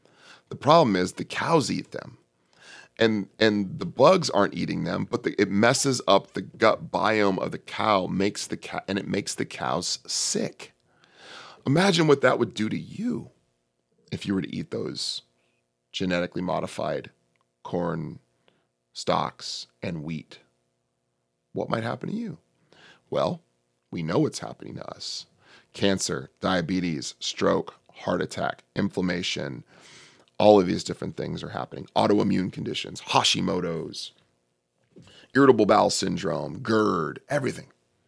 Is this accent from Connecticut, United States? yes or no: no; California, United States; I'm from the Bay Area, Northern California.